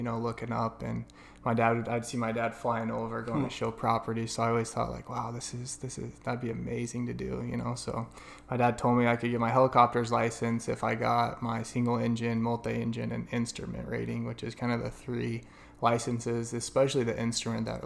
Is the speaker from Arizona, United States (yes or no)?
yes; Gilbert, Arizona, United States; also born or lived in Price, Utah; I consider myself an Arizona native, even though I was born in Price, Utah.